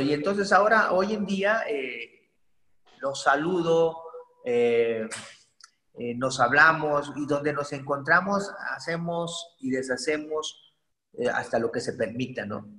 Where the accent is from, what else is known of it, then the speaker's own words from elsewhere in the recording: Poza Rica, Veracruz, Mexico; yo soy originario de Poza Rica, Veracruz, orgullosamente pozarricense y jarocho